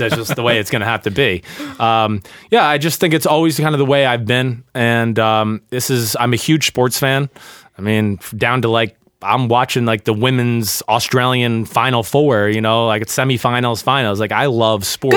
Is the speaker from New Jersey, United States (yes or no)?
yes; New Jersey, United States; I grew up in North Jersey